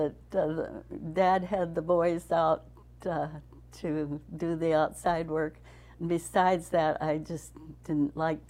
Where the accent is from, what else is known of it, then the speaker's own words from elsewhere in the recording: a farm just north of Le Mars, east of Sioux Center, Iowa, United States; I grew up on a farm just north of here, east of Sini.